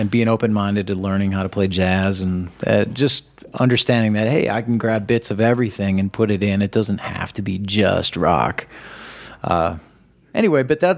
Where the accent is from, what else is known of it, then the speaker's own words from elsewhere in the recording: Midwest, United States; growing up in the Midwest